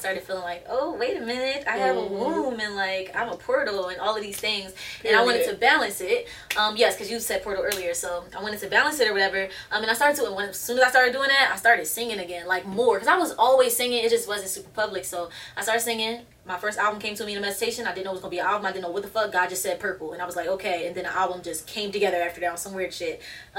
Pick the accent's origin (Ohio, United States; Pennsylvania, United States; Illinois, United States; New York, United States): Pennsylvania, United States; Philadelphia; West Philly, born and raised in a playground. That's where I spent my days.